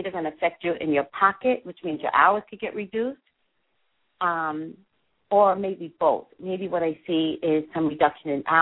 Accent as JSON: {"language": "English", "region": "New York", "country": "United States", "said": "Oh, I'm an East Coast person."}